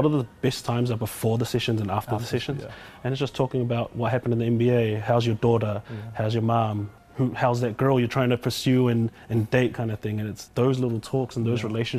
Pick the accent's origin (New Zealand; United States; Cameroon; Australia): New Zealand; Glen Innes, Auckland; We want to make it cool to be from GI, because it is cool to be from GI.